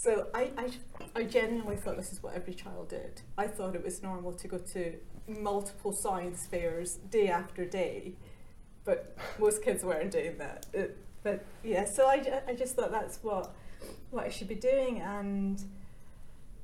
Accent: Glasgow, Scotland, United Kingdom; I grew up in Scotland, which is probably quite well known for shipbuilding

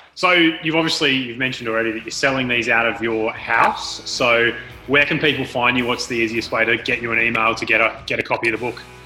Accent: Frankston, Victoria, Australia; we were born and raised in Frankston

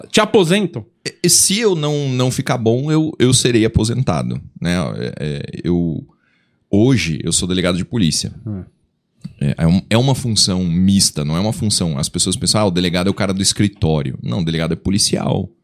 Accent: Curitiba, Paraná, Brazil; also born or lived in São Paulo; eu nasci eh, em São Paulo, morei 20 anos em Curitiba

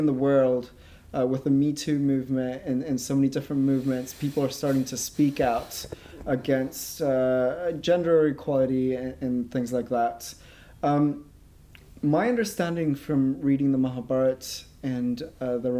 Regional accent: Spain; I'm from Spain

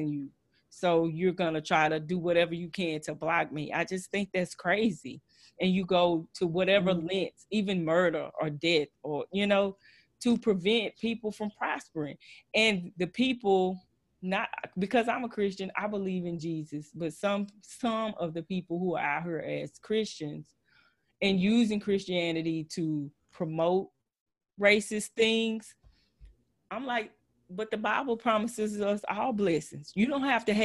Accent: Texas, United States; accent: Texas twang; I know I'm a little country. I know I have a little Texas twang

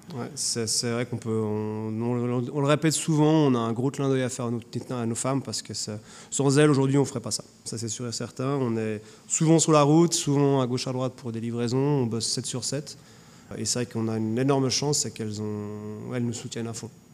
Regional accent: Geneva, Switzerland; moved away; Je suis genevois

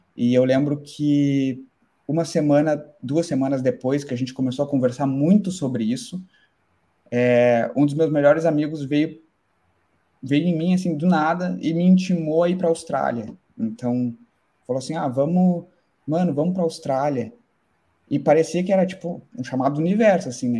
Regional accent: Pelotas, Rio Grande do Sul, Brazil; moved away as an adult; now in Ireland; sou do, do, sul, do Rio Grande do Sul, de Pelotas

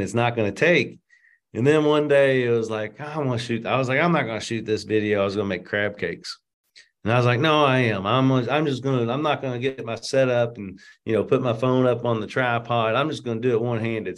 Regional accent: Louisville, Kentucky, United States; I was born and raised in Louisville

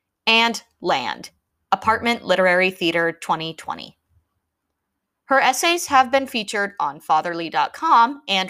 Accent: Pittsburgh, Pennsylvania, United States; moved away; Shout out to my hometown of Pittsburgh.

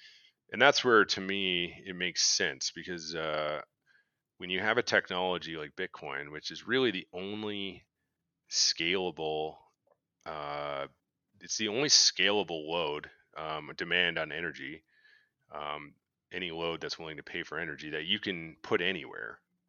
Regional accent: Canada; I don't know. I'm Canadian.

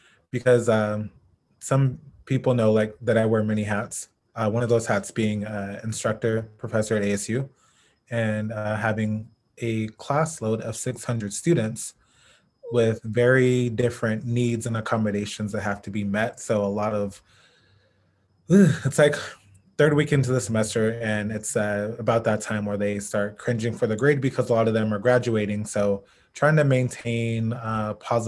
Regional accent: Phoenix, Arizona, United States; also born or lived in Los Angeles, California; I was born in Phoenix, Arizona. Went to all of my schooling here except for my doctoral program, which was at USC in LA. But all my high school, elementary school, middle school, kindergarten

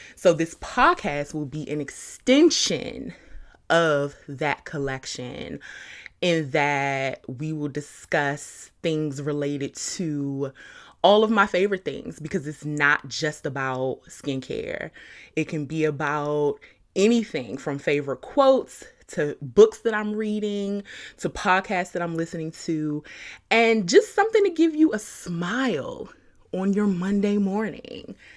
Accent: Suitland, Maryland, United States; also born or lived in Washington, D.C. / Charlotte, North Carolina; I grew up in Suitland, Maryland, Carriage Hill Apartments.

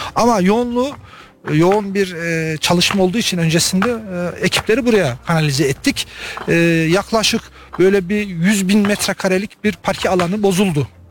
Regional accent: İncesu, Kayseri Province, Turkey; now in Adana, Turkey; Buraya bazı işlerimizden dolayı geldik ve köyümüzü gördük, gurur duyuyoruz

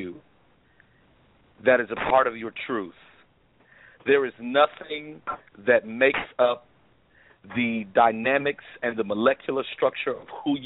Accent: Columbia, South Carolina, United States; now in Indianapolis, United States; I was born in Columbia, South Carolina

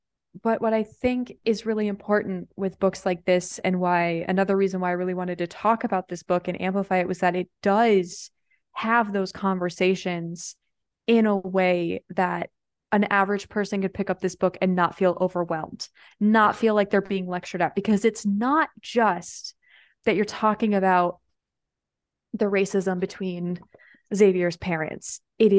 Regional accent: Midwest, United States; like, we grew up in the Midwest, which has its own, depending on where you are, I mean, outside of Chicago, right?

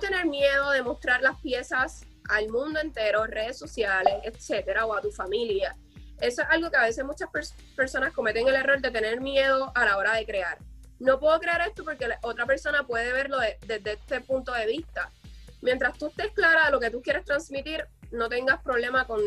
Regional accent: Puerto Rico; yo sé que actualmente en mi país, de hecho en el, día de ayer, identificaron quién asesinó a una mujer en Puerto Rico y fue su esposo.

